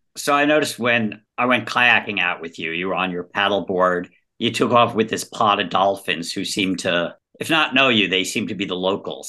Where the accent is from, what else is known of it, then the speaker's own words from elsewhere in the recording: California, United States; I'm a Californian